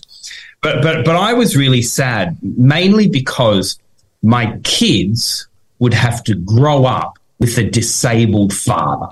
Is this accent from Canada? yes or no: no; Tasmania, Australia; we're from Tasmania